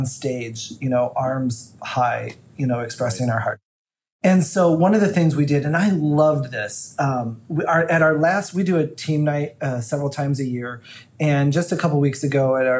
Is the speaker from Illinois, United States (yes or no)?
yes; Illinois, United States; moved away; the little church I grew up in Illinois